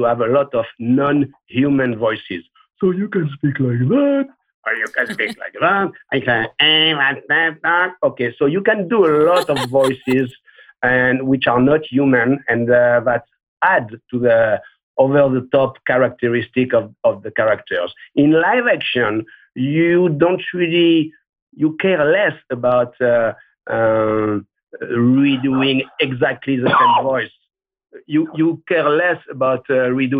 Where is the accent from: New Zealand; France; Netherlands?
France; Marseille, Provence-Alpes-Côte d'Azur; When I was a kid, I grew up in Marseille